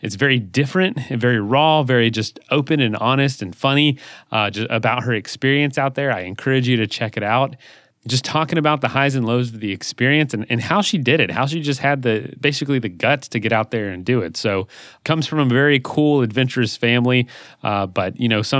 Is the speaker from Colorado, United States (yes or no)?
no; Florida, United States; I born and raised in Florida